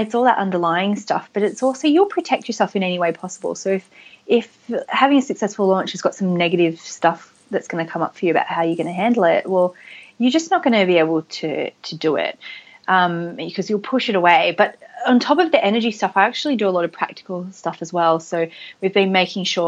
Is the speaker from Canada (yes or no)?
no; Australia; I am Australian